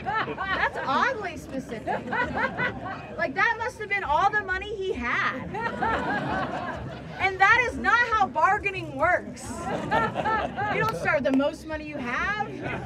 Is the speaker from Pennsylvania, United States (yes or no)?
no; Ohio, United States; Actually, I'm from Ohio. If you look at a map, there's nothing west about it, but nobody believes me when I tell them that I'm Middle Eastern. I grew up with lesbian parents in Ohio.